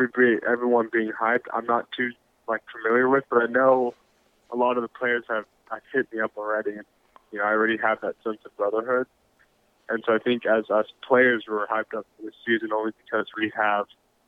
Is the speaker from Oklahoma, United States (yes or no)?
no; California, United States; also born or lived in Vietnam; I was born in California.